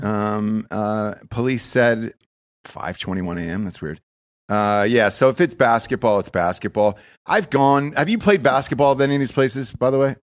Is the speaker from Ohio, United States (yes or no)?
no; Georgia, United States; now in Austin, United States; I grew up in Georgia most of my life